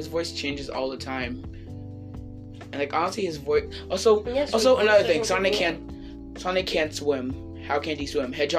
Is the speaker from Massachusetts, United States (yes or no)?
yes; Haverhill, Massachusetts, United States; No. I'm from Haverhill.